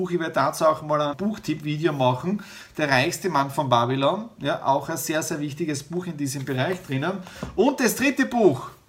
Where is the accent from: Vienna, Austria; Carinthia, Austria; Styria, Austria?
Styria, Austria; Ihr wisst, ich komme aus der Südoststeiermark, drüben ist mein Elternhaus